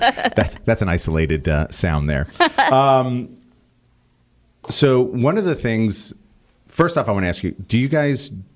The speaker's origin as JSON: {"language": "English", "region": "New York", "country": "United States", "said": "I never had it. I'm from New York. We don't use words like TT for that anyway."}